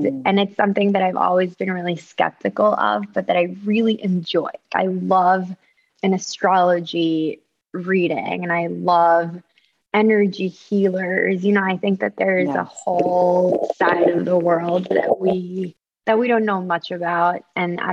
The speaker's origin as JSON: {"language": "English", "town": "Caracas", "region": "Capital District", "country": "Venezuela", "also_born_or_lived": "Ecuador", "said": "So I'm from Venezuela, from Caracas, from like a really big city, you know, the size of New York City"}